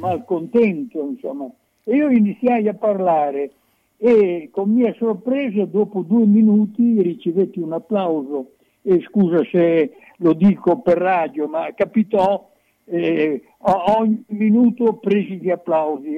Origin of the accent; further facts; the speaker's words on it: Bologna, Emilia-Romagna, Italy; da emiliano, da bolognese